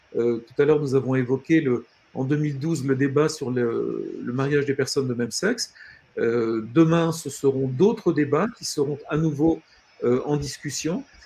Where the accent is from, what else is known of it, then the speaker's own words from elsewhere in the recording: France; nous, en tant que Français